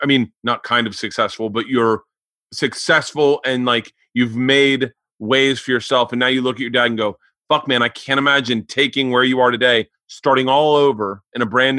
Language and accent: English; Florida, United States; Growing up in Florida, you knew black and white and Cuban.